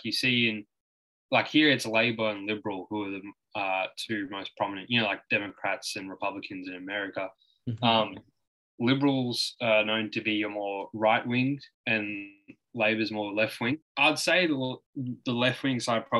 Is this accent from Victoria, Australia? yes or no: yes; Melbourne, Victoria, Australia; I'm from Melbourne, Australia. You live in Melbourne still? Yeah. Born and raised here. Still live here.